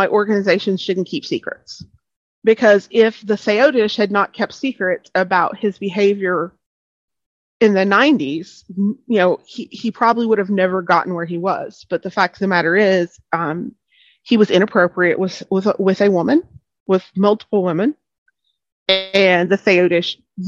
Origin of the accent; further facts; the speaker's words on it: East Arkansas, United States; I am born and raised in East Arkansas, not far from West Memphis